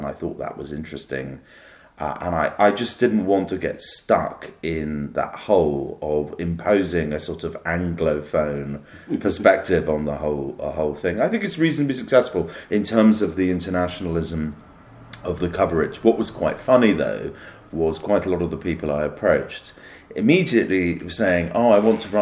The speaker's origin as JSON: {"language": "English", "country": "United Kingdom", "said": "as a British person"}